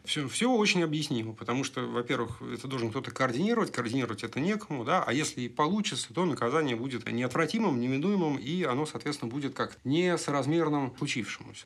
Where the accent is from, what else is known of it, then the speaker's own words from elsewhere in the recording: Moscow, Russia; мы с тобой из Москвы